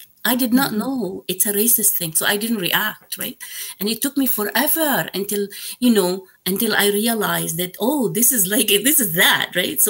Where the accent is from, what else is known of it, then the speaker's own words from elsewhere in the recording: Mississauga, Ontario, Canada; I say, from Mississauga, and they look at me again, like, you know, what am I talking about? Like, where exactly? Like, we mean where from? I say Meadowvale.